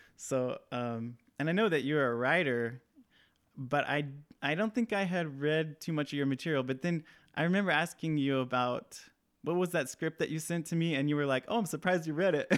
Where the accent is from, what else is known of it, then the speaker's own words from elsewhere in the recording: Hesperia, California, United States; in my hometown in the house that I grew up in, in, um, in the Mojave Desert in Southern California. Uh, there's a small town called Hesperia